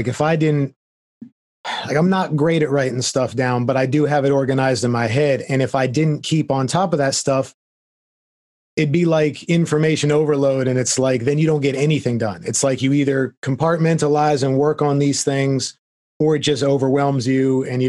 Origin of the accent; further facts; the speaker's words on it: Florida, United States; I mean, I came from Florida and someday I'll be returning there, I'm sure.